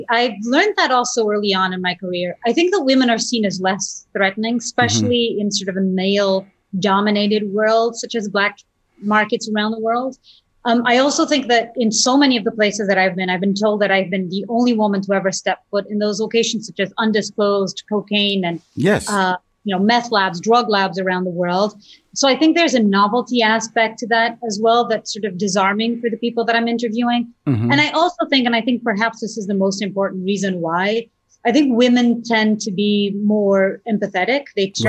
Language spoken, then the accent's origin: English; Portugal; I used to watch the nightly news show with my family growing up in Portugal.